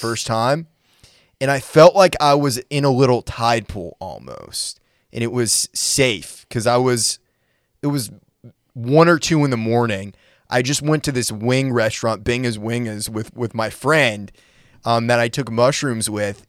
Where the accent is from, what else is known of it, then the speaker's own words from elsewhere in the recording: Maine, United States; now in Nashville, United States; I'm from Maine originally